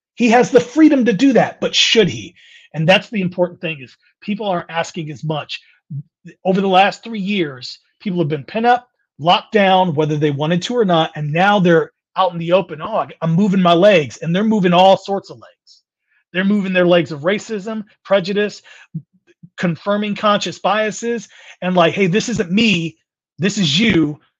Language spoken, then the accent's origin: English; California, United States; moved away; also born or lived in Midwest; I'm born and raised in California, moved to the Midwest.